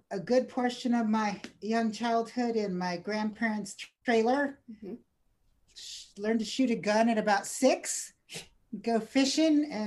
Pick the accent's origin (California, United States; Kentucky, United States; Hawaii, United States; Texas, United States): Texas, United States; El Paso; born there; also born or lived in Alabama / New Orleans / Denver / Alaska; I am as well a military kid, and so I was born in El Paso, Texas.